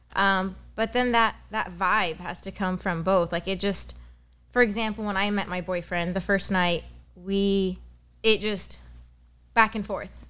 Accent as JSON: {"language": "English", "country": "Lebanon", "tie": "born or raised there", "also_born_or_lived": "Los Angeles, United States", "moved": "as an adult", "lives_now": "San Diego, United States", "said": "born in Lebanon, moved to San Diego at the age of three, moved back to Lebanon all throughout high school"}